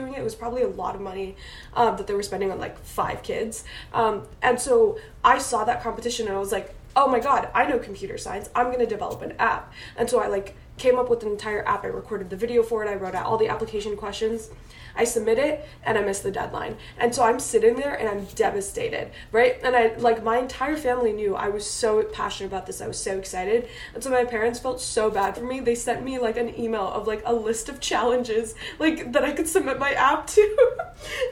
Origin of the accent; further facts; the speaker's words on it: Washington, D.C. area, District of Columbia, United States; I grew up in the Washington, D.C. area